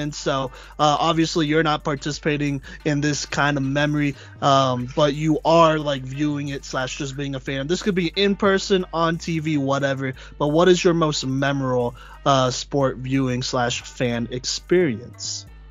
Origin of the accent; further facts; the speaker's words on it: Dallas, Texas, United States; I was born in Dallas